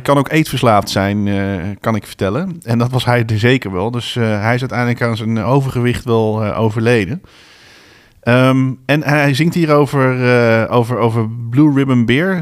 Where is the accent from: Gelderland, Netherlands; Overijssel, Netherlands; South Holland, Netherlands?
Gelderland, Netherlands; Bennekom; op een paar straten van waar ik ben geboren, of niet van waar ik ben geboren, maar ik ben getogen ben